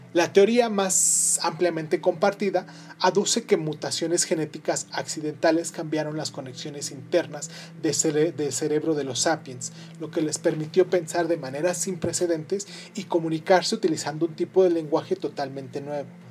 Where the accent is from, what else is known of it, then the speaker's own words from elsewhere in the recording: Mexico; soy de México